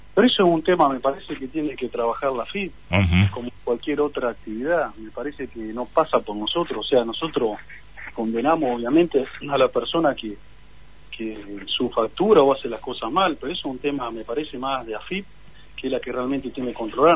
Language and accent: Spanish; Gualeguaychú, Entre Ríos, Argentina; soy de Gualeguaychú